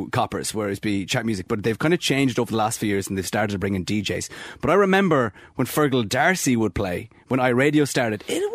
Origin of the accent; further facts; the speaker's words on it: Louisburgh, Connacht, Ireland; I grew up in Lewsburg, in a village